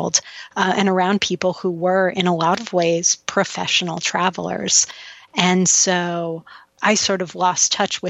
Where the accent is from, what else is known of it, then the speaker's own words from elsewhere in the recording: United States; as an American and as a white woman